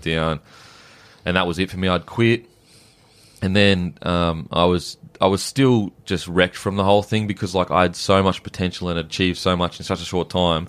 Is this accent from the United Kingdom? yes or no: no; Gold Coast, Queensland, Australia; I'm from the Gold Coast